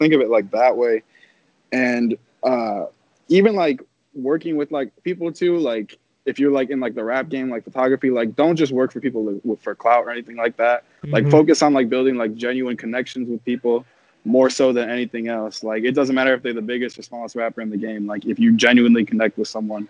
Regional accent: Chicago, Illinois, United States; coming from Chicago

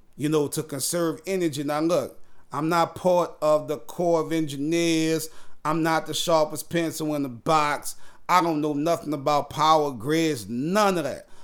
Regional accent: New Orleans, Louisiana, United States; now in Houston, United States; I'm from New Orleans, born and raised, but now I'm in Houston. Hurricane Katrina sent me here

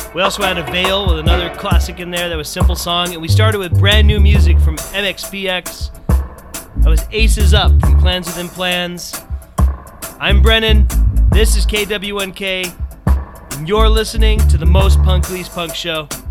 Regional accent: Southern California, United States; I grew up in Southern California

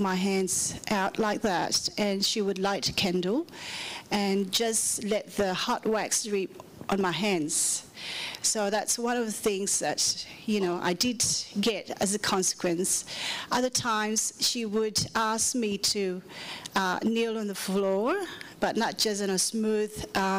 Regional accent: Manila, Metro Manila, Philippines; now in Perth, Australia; I grew up and born in Manila, Philippines

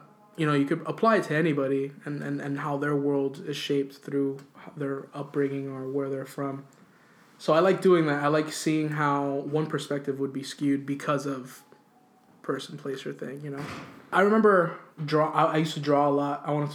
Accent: Hialeah, Florida, United States; born or raised there; moved away

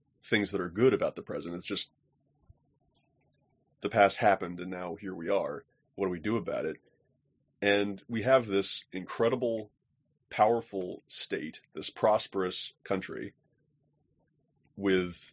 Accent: United States; as an American

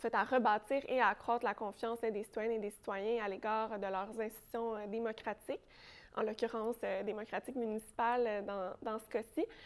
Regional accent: Sainte-Julie, Quebec, Canada; also born or lived in Longueuil; je, viens de la rive sud de Montréal, je viens de Sainte-Julie

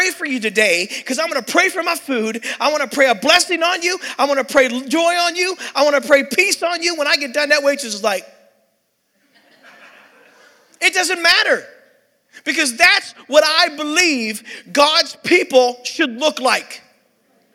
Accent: Pittsburgh, Pennsylvania, United States; I'm from Pittsburgh, PA

